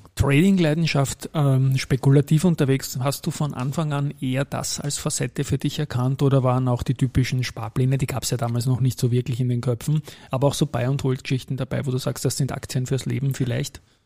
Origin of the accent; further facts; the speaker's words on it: Austria; als Österreicher